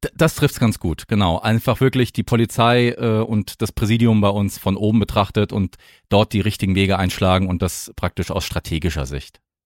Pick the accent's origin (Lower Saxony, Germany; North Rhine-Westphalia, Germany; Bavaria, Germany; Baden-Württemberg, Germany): Baden-Württemberg, Germany; Mannheim; moved away; also born or lived in Hesse; ich komme aus Mannheim und dort gibt es ja den Luisenpark und da habe ich als Kind immer schon